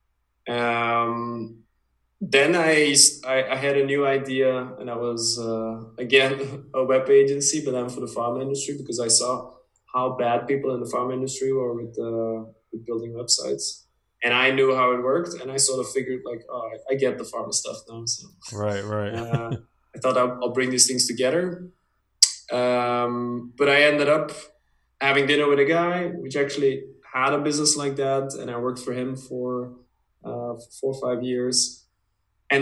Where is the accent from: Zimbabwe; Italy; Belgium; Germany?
Belgium; Dutch-speaking part of Belgium, Flanders; also born or lived in United States; My parents are originally from the Dutch speaking part, so that's where we lived most of our life